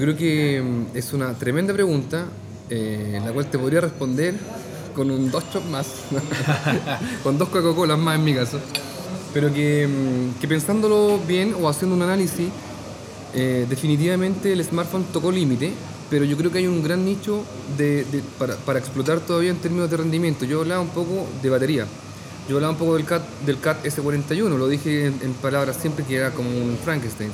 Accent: Talca, Maule, Chile; soy de Talca. Entonces, mm, en Talca tenemos muy buenos completos

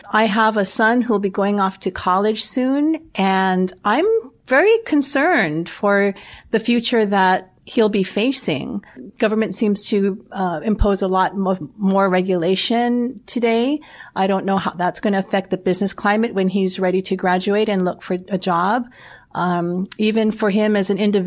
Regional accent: Hawaii, United States; I'm a local girl born and raised in Hawaii

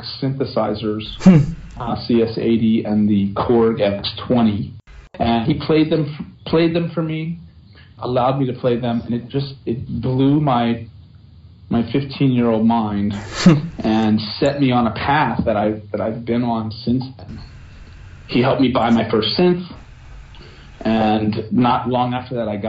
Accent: Virginia, United States; moved away; also born or lived in New York; I was born in Virginia

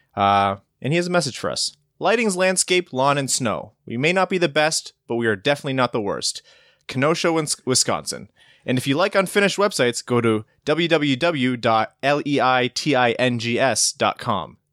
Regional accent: Windsor, Ontario, Canada; I come from Windsor and I thought that we were good at hockey

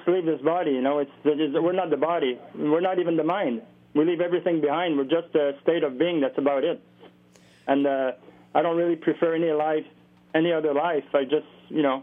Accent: Montreal, Quebec, Canada; we grew up in Montreal with …

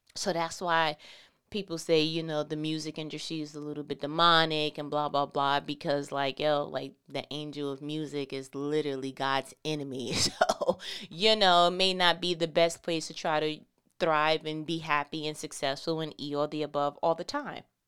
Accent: New York, United States; I'm from New York

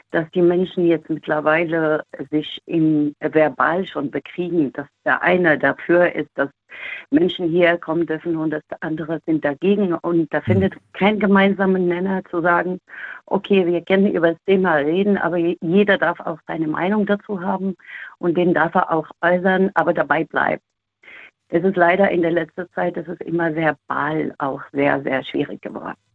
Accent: Morocco; now in Germany; Aktuell finde ich mein Heimatland dann am sichersten

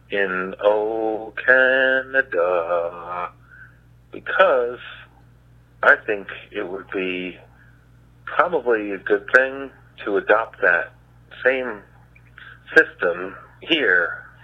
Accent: United States; as an American

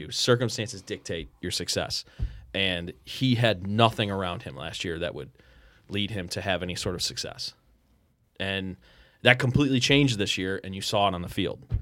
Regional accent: Strongsville, Ohio, United States; I grew up in Strongsville.

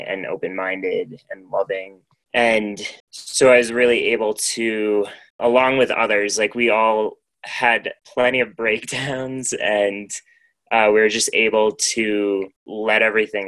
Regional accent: Maine, United States; moved away as an adult; also born or lived in Portland, Maine; now in Denver area, United States; my hometown, I basically like grew up on the foot of a mountain

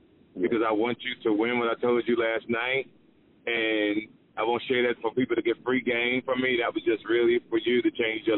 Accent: Greensboro, North Carolina, United States; I'm from Greensboro, North Carolina

